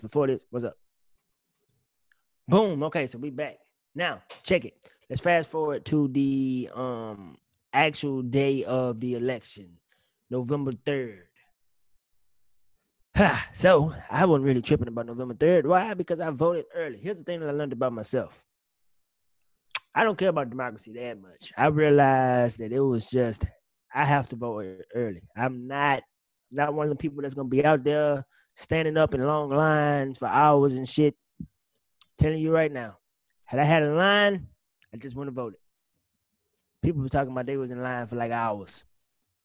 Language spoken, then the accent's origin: English; Mississippi, United States; born or raised there; moved away